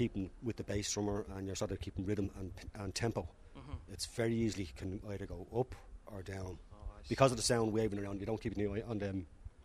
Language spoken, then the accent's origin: English; Dublin, Leinster, Ireland; also born or lived in Cork; I'm actually from Dublin